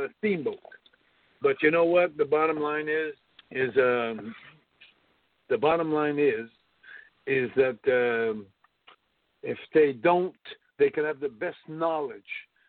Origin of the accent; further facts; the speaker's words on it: Montreal, Quebec, Canada; in my hometown